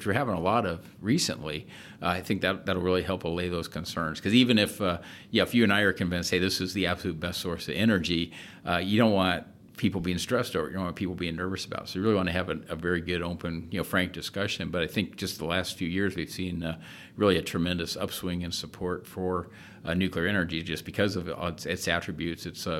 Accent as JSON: {"language": "English", "region": "Florida", "country": "United States", "tie": "born or raised there", "said": "Growing up in Florida, of course, went to as many launches as I could, and really, really liked the space program."}